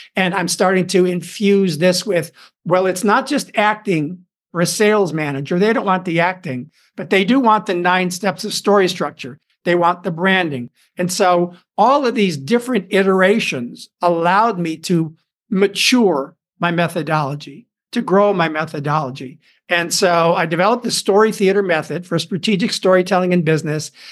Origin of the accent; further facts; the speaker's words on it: Chicago, Illinois, United States; moved away as an adult; also born or lived in Hollywood; started studying acting in Chicago, my hometown